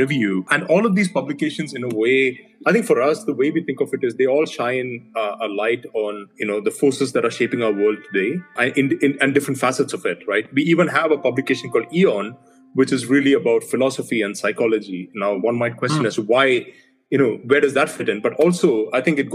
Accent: India; moved away; I'm originally from India

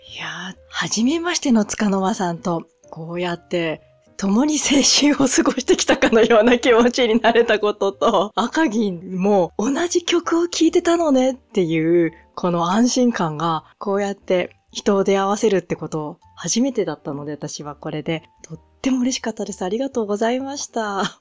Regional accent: Tohoku, Japan; 私は、あの、東北の雪国で育った

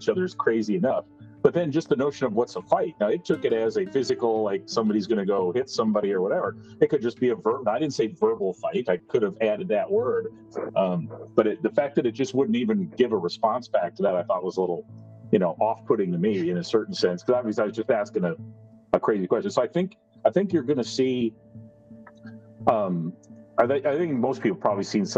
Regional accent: Rochester, Minnesota, United States; also born or lived in Iowa / College Station, Texas / Rapid City, South Dakota / Houston, Texas; now in New Braunfels, United States; I grew up in Rochester, Minnesota

